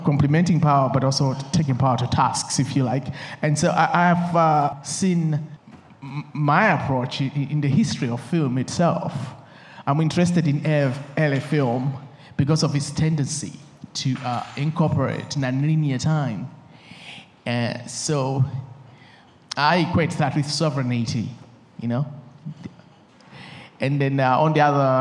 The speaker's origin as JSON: {"language": "English", "country": "Malawi", "said": "I'm coming from Malawi, and we have a strong masking tradition in Malawi."}